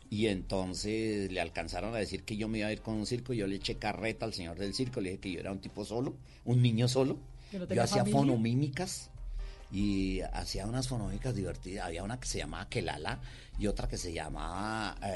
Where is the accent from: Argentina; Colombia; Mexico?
Colombia; Cali, Valle del Cauca; Eh, vivíamos en esa época en la floresta. Acá en Bogotá. No, en Cali.